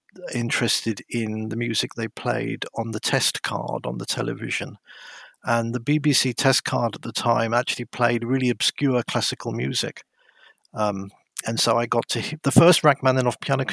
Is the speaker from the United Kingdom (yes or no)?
yes; Dover, South East England, United Kingdom; moved away as an adult; also born or lived in London / Tuscany / West Berlin; now in Australia; I grew up in Dover on the coast of Kent.